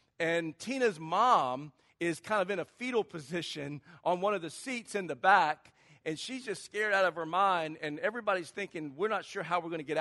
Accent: Charleston, South Carolina, United States; moved away as an adult; now in California, United States; I grew up in Charleston, South Carolina. Maybe you can tell with the little accent that I'm not from California.

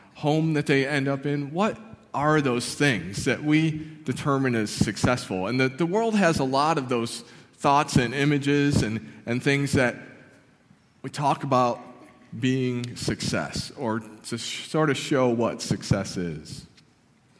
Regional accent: Barker, New York, United States; I grew up in a small town called Barker, just about a mile off Lake Ontario

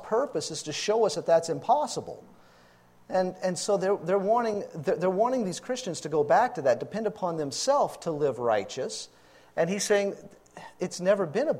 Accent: Louisiana, United States; moved away as an adult; also born or lived in Texas; moved back to my home state, Louisiana, to help take care of my parents

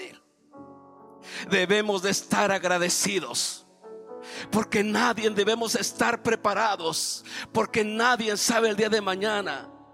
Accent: Oaxaca, Mexico; moved away; en el camino cuando me bajé del avión a la ciudad de Oaxaca, agarramos un taxi para, para mi tierra, son como cinco horas.

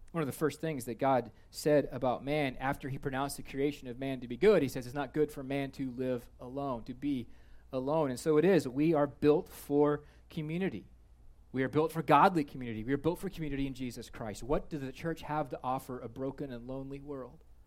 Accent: Kansas, United States; I am from Kansas

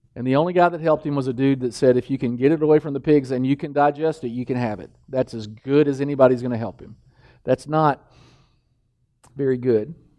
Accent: Danville, Kentucky, United States; moved away; the village I grew up in, in Danville, Kentucky

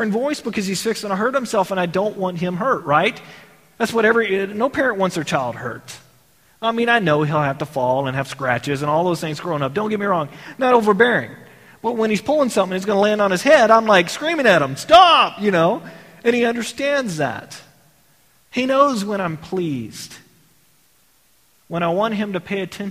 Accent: Texas, United States; I grew up in Texas.

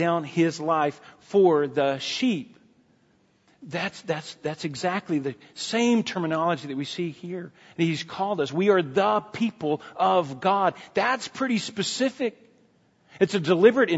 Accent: United States; we're Americans

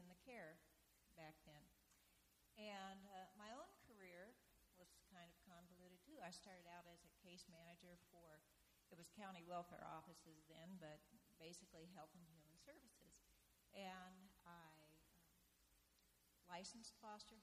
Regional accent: Kansas, United States; moved away as an adult; also born or lived in Portland, Oregon; I'm from Kansas, and we talk slow there

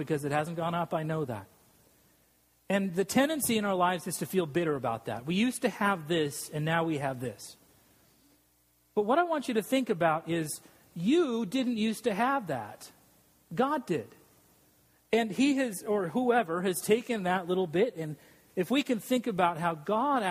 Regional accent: Salt Lake City, Utah, United States; moved away; I grew up in Salt Lake City, Utah, and I'm a non-Mormon

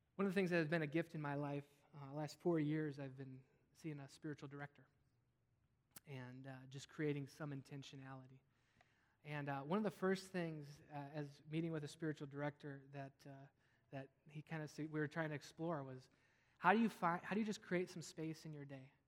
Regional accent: Wisconsin, United States; I grew up in Wisconsin

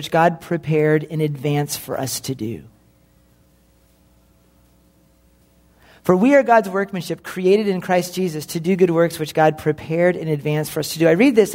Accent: the Northwest, Pacific Northwest, United States; I'm from the Northwest

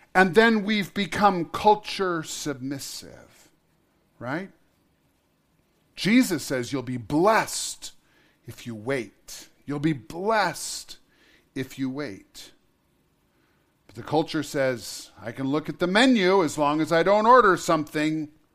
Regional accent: Montana, United States; I was born in Montana. I love Montana. I have chosen to live most of my life in Montana

